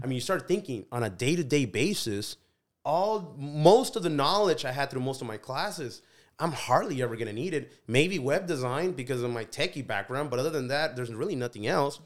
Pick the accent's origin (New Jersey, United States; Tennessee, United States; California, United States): California, United States; Delano; also born or lived in Mexico; growing up in Delano, growing up in agriculture